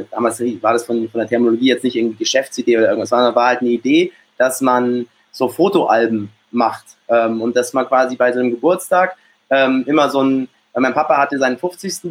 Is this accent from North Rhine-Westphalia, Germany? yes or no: no; Munich, Bavaria, Germany; geboren in, in München und aufgewachsen auch in München, bin dann auch hier äh, zur Schule gegangen